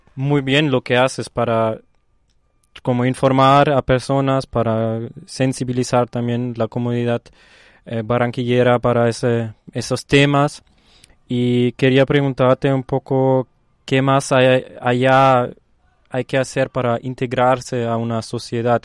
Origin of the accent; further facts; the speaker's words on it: Germany; Spanish is a second language; moved away; respondo que soy de Alemania, del primer mundo, del, de Europa del Norte